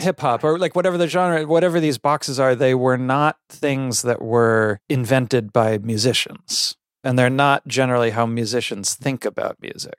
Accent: Connecticut, United States; also born or lived in Palo Alto, California; I did grow up, um, yeah, mos-, mostly in the, in Connecticut, in the country.

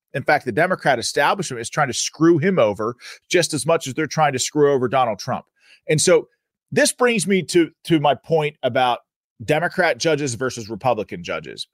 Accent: Pennsylvania, United States; My home state, the Commonwealth of Pennsylvania.

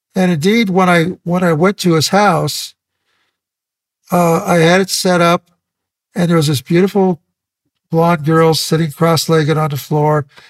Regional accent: Santa Maria, California, United States; also born or lived in Ventura, California; I moved from Ventura to Santa Maria in high school

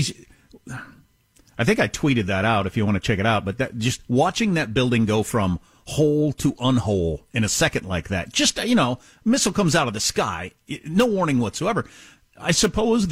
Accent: United States; I was born in the United States of America

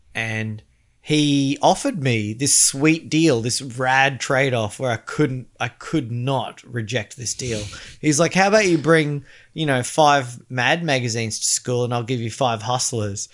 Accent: Australia; as an Australian

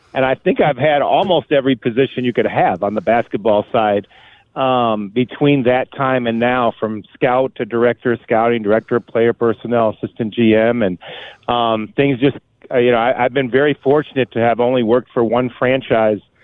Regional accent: Farmington, Michigan, United States; I grew up in Farmington, Michigan

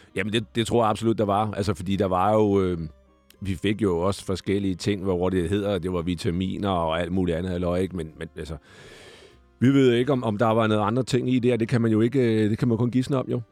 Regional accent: Glostrup, Capital Region of Denmark, Denmark; also born or lived in Ballerup; så er jeg jo født i Glostrup. Jeg er jo Vestegns-dreng, øh, opvokset i nogle år i Ballerup også

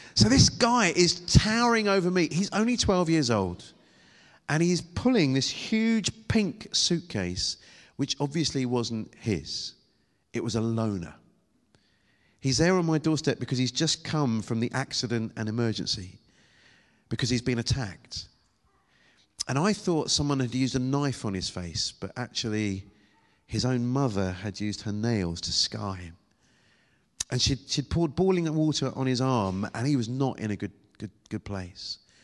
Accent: United Kingdom; accent: British

